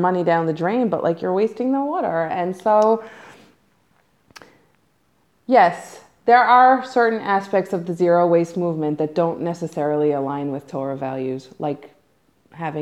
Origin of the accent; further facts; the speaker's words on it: United States; moved away as an adult; now in Israel; as an American